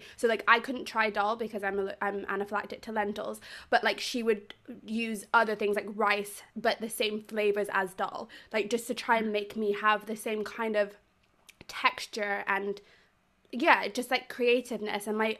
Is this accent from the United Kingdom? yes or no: no; South Africa; I'm South African, I'm British, my granddad was Welsh, my grandma was Irish.